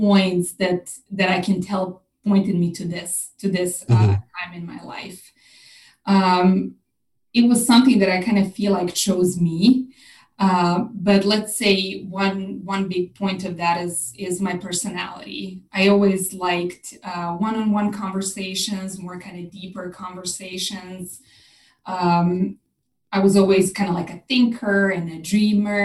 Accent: Serbia; moved away as an adult; now in Austin, United States; When I was about 21, I left Serbia, my home country, to work on a cruise ship

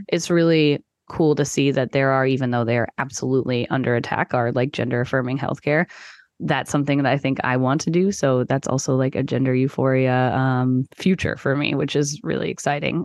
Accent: Texas, United States; I grew up in Texas

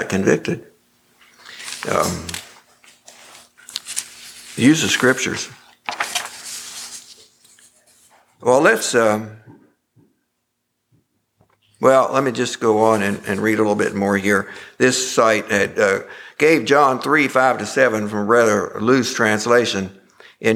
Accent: Rockingham Memorial Hospital, Virginia, United States; I was born in Rockingham Memorial Hospital, and I grew up a mile west of the Pike Church

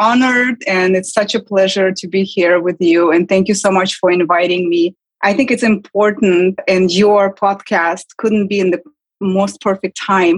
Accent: Kazakhstan; English is a second language; moved away as an adult; now in New York, United States; I was born and raised and lived in my early 20s in Kazakhstan.

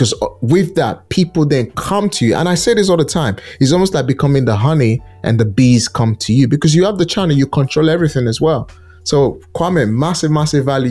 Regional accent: Nigeria; now in United Kingdom; Nigeria is a country I'm so passionate about. That's my home country

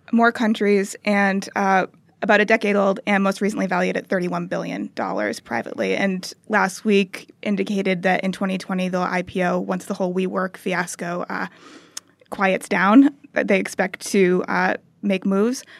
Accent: United States

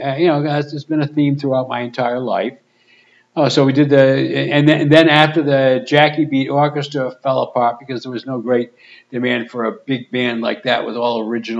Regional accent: Pawtucket, Rhode Island, United States; I'm from Pawtucket

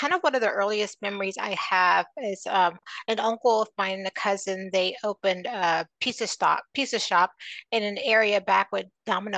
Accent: Washington, District of Columbia, United States; moved away as an adult; now in North Carolina, United States; I was born and raised in Washington, D.C.

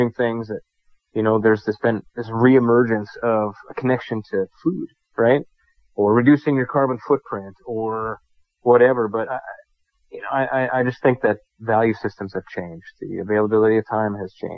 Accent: Wisconsin, United States; now in North Dakota, United States; here in North Dakota, it's not where I'm from Wisconsin

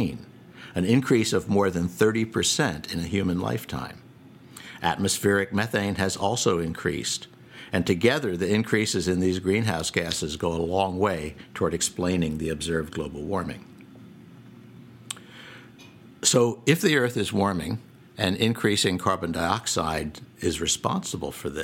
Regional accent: Boston, Massachusetts, United States; Boston, my hometown

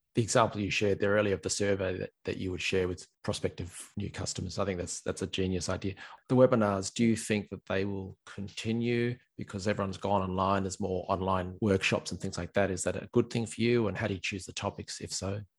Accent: Australia; now in Ireland; I'm an Aussie

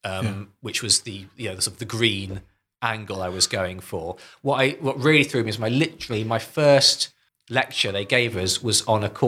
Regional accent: Northumberland, North East England, United Kingdom; moved away as an adult; also born or lived in Cambridge; I grew up in Northumberland, middle of Northumbrian

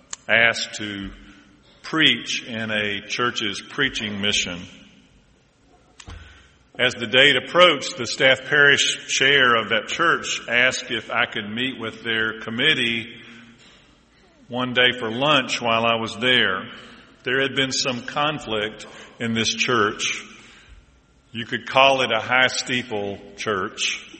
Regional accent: Deep South, United States; And I'm from the Deep South, although they tell me I'm losing my accent.

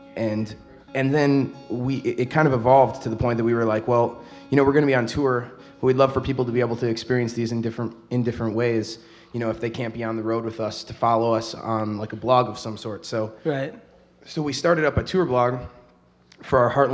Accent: Baraboo, Wisconsin, United States; moved away as an adult; now in Madison, United States; We're all from Baraboo, and we've all been living in Madison for a few years now

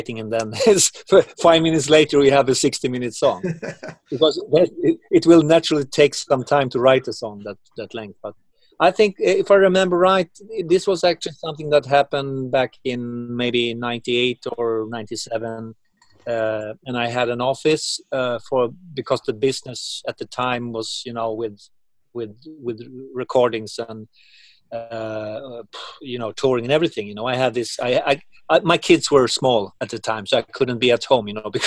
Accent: Uppsala, Uppsala County, Sweden; my hometown in Uppsala

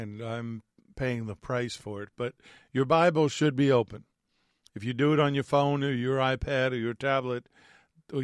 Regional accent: New York, United States; Growing up in New York and being Italian

